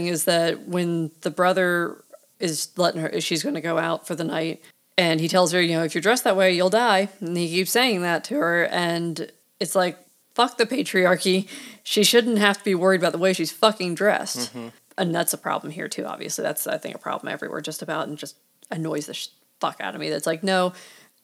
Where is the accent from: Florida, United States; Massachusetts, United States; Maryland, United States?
Maryland, United States; I grew up in Maryland where we had a very large deaf population